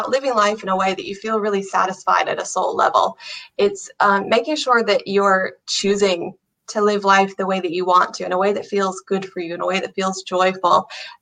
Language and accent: English; United States; moved away as an adult; now in Ireland; I'm from America originally, I've lived in Ireland for about 8 years now